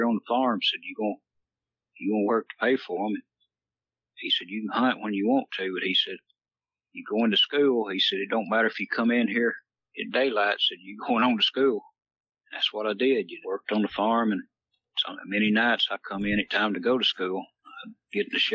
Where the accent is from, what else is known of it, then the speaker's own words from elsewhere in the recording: Calhoun, Georgia, United States; I'm actually from North Georgia here. Calhoun's where I was raised